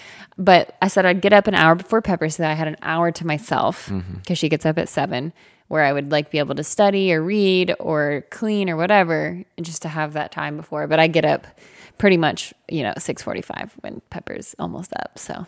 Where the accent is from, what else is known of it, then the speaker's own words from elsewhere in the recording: the South, United States; We're from the South.